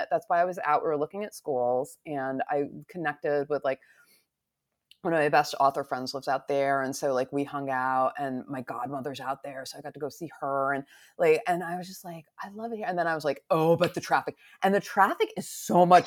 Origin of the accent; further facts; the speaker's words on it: New York, United States; moved away; because I'm a New Yorker